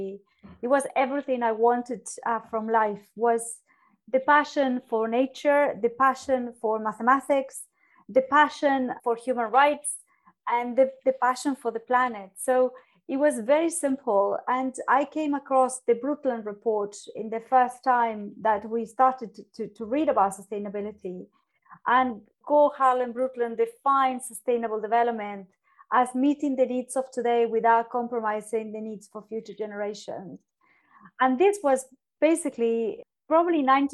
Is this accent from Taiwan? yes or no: no; Argentina; moved away as an adult; now in London, United Kingdom; growing up in Argentina